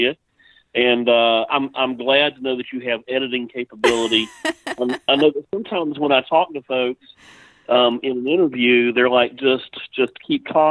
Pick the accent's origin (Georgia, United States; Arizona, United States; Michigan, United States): Georgia, United States; Fayetteville; I grew up here in Fayetteville, Georgia, graduated from Fayette County High School